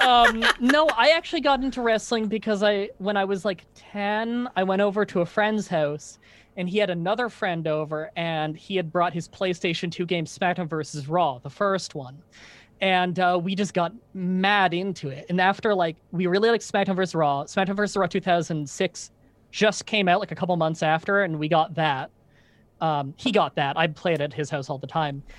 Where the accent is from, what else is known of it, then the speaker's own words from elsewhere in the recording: Ontario, Canada; growing up in Canada